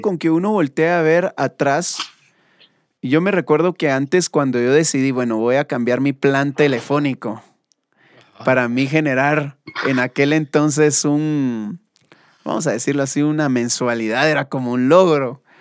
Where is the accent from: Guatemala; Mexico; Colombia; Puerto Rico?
Guatemala; como buenos guatemaltecos